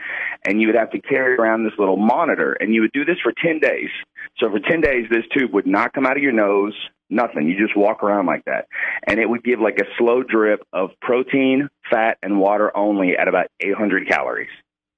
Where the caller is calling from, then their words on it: Bentonville, Arkansas, United States; I'm calling from Bentonville.